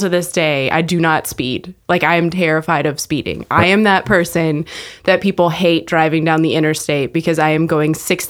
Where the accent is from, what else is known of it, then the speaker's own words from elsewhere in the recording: Temple, Texas, United States; also born or lived in Amarillo / Waco / Corpus Christi / Rogers; All over Texas.